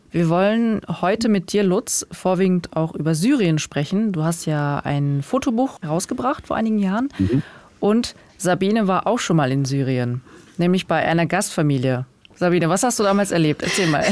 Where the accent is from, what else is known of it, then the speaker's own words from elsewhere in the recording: Neustadt an der Weinstraße, Rhineland-Palatinate, Germany; in Neustadt an der Weinstraße zur Schule gegangen, meine Heimatstadt